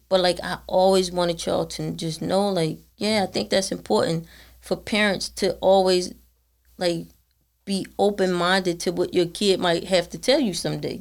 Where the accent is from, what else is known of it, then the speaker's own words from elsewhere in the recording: Baltimore, Maryland, United States; I'm born and raised in Baltimore all my life